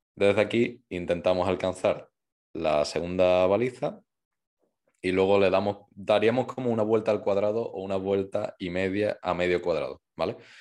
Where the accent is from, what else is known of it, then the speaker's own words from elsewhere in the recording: Seville, Andalusia, Spain; Yo soy de Sevilla